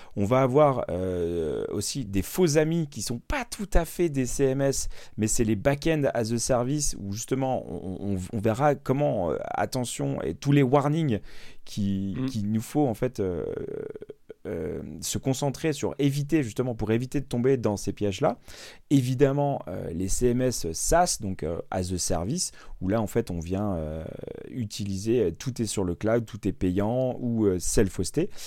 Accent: Normandy, France; je suis normand

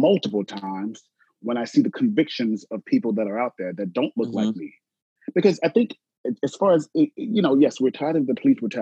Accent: Columbia, South Carolina, United States; I was raised in Columbia, South Carolina

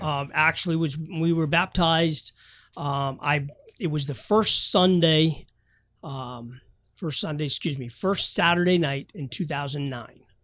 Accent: New Hampshire, United States; I grew up in New Hampshire

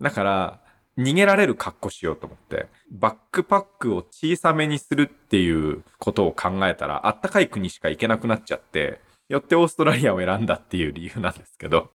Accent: Aizuwakamatsu, Fukushima, Japan; 福島の会津若松出身で、まあ生まれも育ちもずっと福島県で

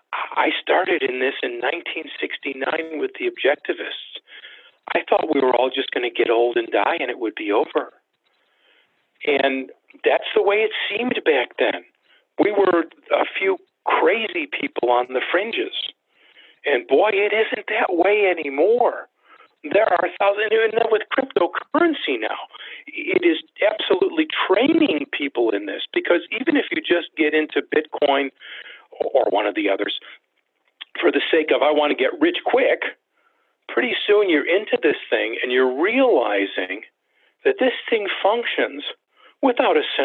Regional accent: United States; I'm an American

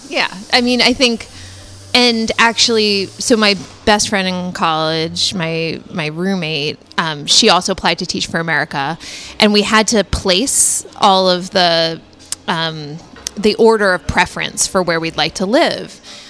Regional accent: Cambridge, Massachusetts, United States; moved away as an adult; also born or lived in Washington, D.C. / New Orleans / Boston; now in San Francisco Bay Area, United States; I grew up in Cambridge, Massachusetts. And lived there until I went to college in D.C. And then I lived in New Orleans for a couple years, where I did Teach for America.

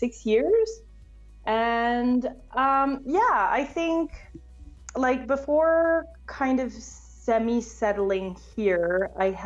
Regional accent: Canada; accent: Canadian; I consider myself extremely, extremely privileged and lucky to have been born and raised there

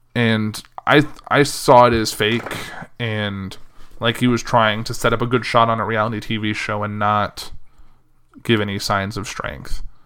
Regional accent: Central Illinois, United States; moved away; I left Central Illinois on Sunday to kinda come back up here

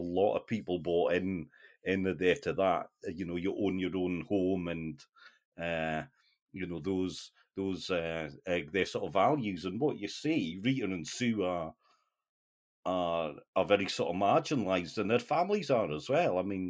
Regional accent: North East England, United Kingdom; my sort of accent maybe doesn't really show it, but my roots are the northeast of England, and I mean, you know, working class sort of life was, doors were open.

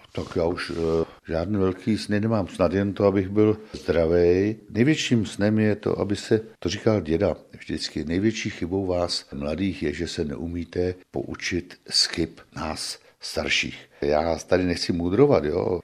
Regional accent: Strakonice, South Bohemian Region, Czechia; also born or lived in Plzeň; já jsem původem z Jinína, vesničky od Strakonic, narodil jsem se ve Strakonicích a, a vlastně tady jsem strávil celé dětství i mládí.

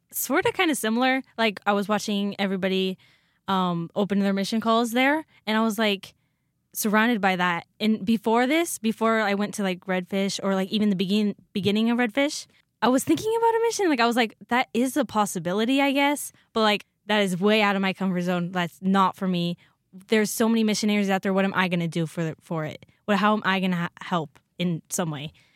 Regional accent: Oroville, Washington, United States; now in Rexburg, United States; I'm from Orville, Washington. It's North Central

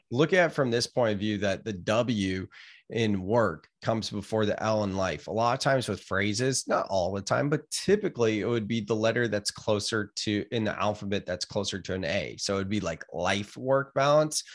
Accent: Gilroy, California, United States; moved away as an adult; now in Santa Cruz, United States; I grew up in Gilroy

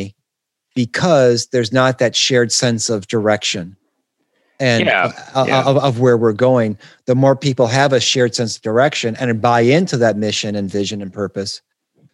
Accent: Detroit, Michigan, United States; I'm from Detroit

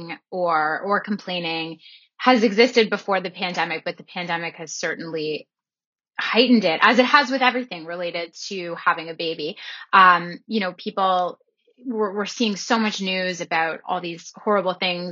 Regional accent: Toronto, Ontario, Canada; we grew up in Toronto

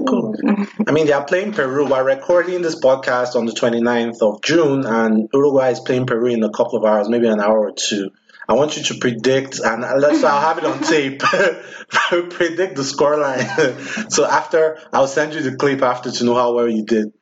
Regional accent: Nigeria; now in United States; I'm Nigerian

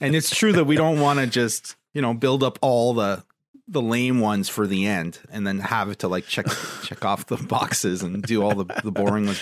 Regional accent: Ontario, Canada; my home province

